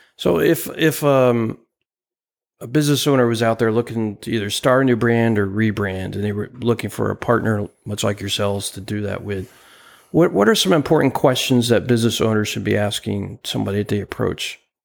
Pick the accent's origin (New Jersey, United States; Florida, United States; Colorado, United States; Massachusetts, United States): New Jersey, United States; where I grew up in New Jersey